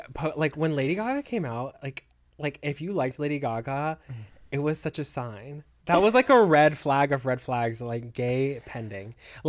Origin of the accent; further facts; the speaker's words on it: Texas, United States; I'm from Texas.